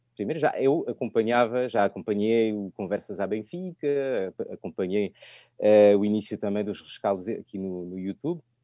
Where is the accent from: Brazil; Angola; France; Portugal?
France; accent: French; Portuguese is a second language; o sotaque francês